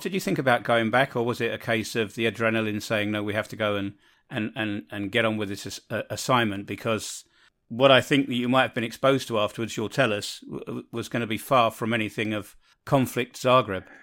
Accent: London, United Kingdom; moved away; I come from London, so there's always infighting between whether you're a, a northerner, a southerner, uh, an eastender or a westender, and, and I'm a westender

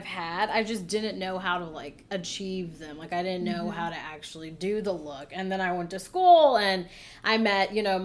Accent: Virginia, United States; born or raised there; moved away as an adult; now in Florida, United States

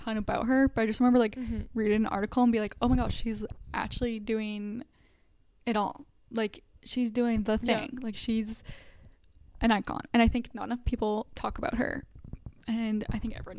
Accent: Canada; as like a Canadian

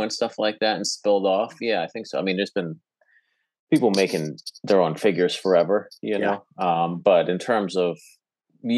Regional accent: New Jersey, United States; moved away as an adult; also born or lived in New York; I'm from Jersey originally

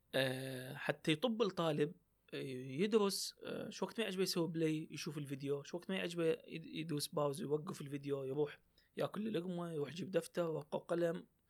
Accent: Iraq

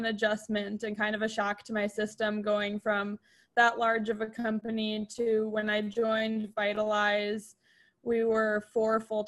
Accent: Madison, Wisconsin, United States; moved away as an adult; also born or lived in Boston / Notre Dame, Indiana; now in San Francisco, United States; I grew up in Madison, Wisconsin, lived there my whole life till I went to college.

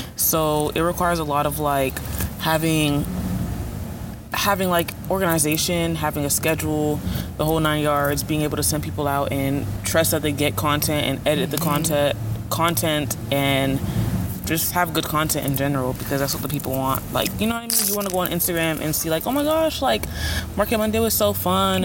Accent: Broward County, Florida, United States; I'm from Broward County, Florida

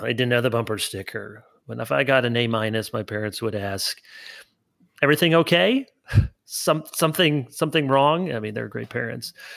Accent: Grand Rapids, Michigan, United States; moved away as an adult; also born or lived in South Holland, Illinois / Orange City, Iowa / East Lansing, Michigan; I was born outside of Chicago in South Holland, Illinois, and then I moved to Grand Rapids area when I was a kid

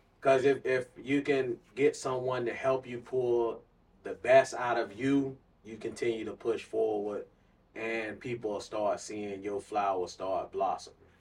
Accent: Clearwater, Florida, United States; I was born and raised in Clearwater, Florida

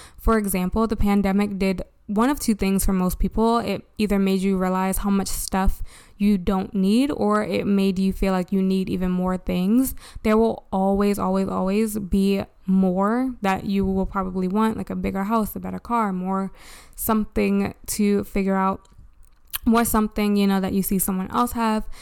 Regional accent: Baltimore, Maryland, United States; from Baltimore, my hometown

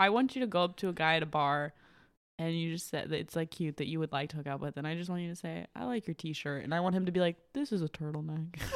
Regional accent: Michigan, United States; I'm from Michigan.

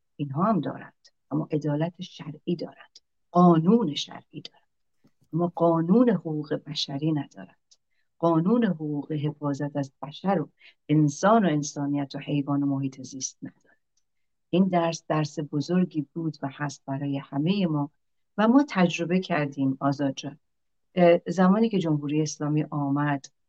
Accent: Iran; ما همه ایرانی هستیم

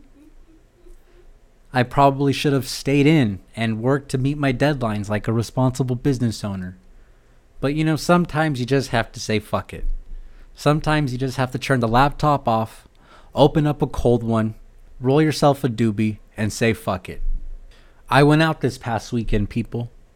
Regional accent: California, United States; I'm from California

